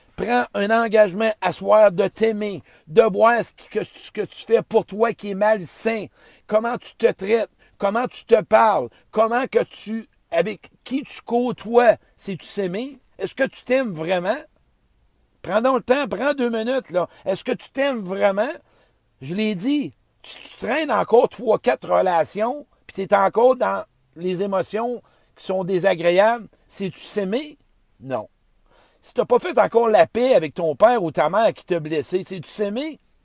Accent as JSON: {"language": "French", "area": "Beauce", "region": "Quebec", "country": "Canada", "tie": "born or raised there", "said": "je suis dans boss, hein, dans mon patelin"}